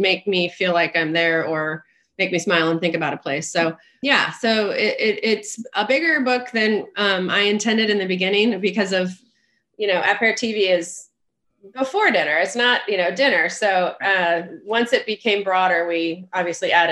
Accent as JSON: {"language": "English", "area": "the Northwest", "region": "Pacific Northwest", "country": "United States", "said": "I'm from the Northwest"}